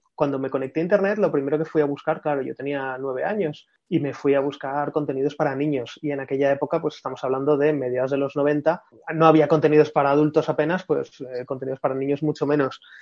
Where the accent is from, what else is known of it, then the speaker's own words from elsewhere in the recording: Madrid, Community of Madrid, Spain; familia de Córdoba, pero yo nací en Madrid